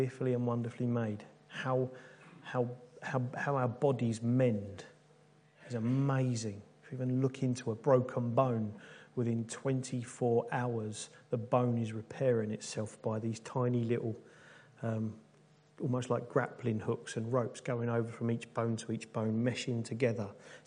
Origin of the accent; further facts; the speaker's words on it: United Kingdom; being good British people